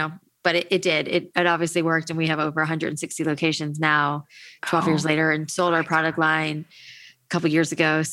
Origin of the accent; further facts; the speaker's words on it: Florida, United States; I grew up in Florida